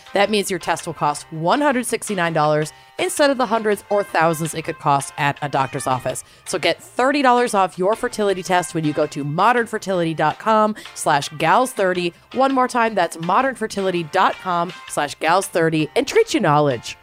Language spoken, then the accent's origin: English; New England, United States; I'm from New England